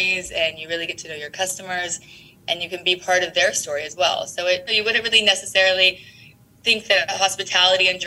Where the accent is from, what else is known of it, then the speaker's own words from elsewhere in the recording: California, United States; also born or lived in San Antonio, Texas / Houston, Texas / Austin, Texas; I was born in San Antonio, and then we moved to Houston when I was quite young. Sadly for Texas, we then moved to California, and I grew up in California and then went back to UT for school